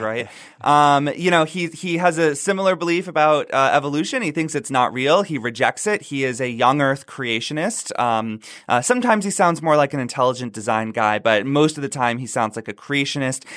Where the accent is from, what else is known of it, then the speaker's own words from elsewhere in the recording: North Florida, United States; I grew up in the South. I grew up in North Florida. We call it the Redneck Riviera